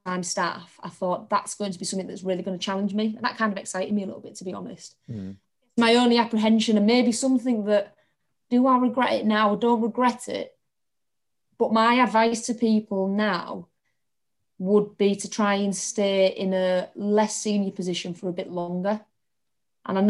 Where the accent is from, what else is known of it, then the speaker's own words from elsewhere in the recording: Hull, Yorkshire and the Humber, United Kingdom; I'm from Hull, which you can probably tell from my accent